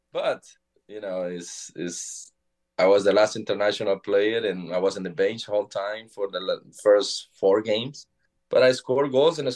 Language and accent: English; Honduras; English is a second language; moved away as an adult; I'm from Honduras.